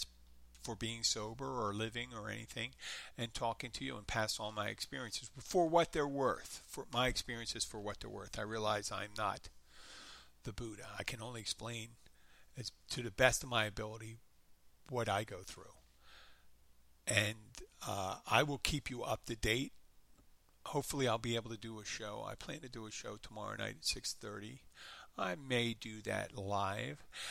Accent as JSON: {"language": "English", "town": "Philadelphia", "region": "Pennsylvania", "country": "United States", "accent": "light Philadelphia", "said": "that's a real Philadelphia accent. That's me."}